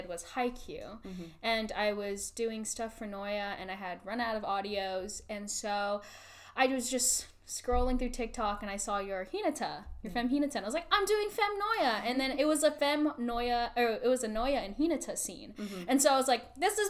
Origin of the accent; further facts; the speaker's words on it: Southern California, United States; I'm from Southern California. I was born and raised there